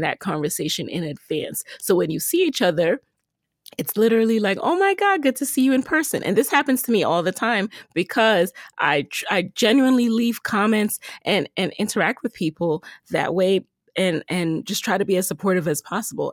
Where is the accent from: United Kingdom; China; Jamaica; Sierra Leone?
Jamaica; I'm from Jamaica